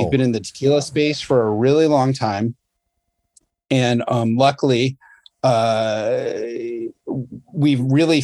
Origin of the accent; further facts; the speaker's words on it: United States; growing up in the States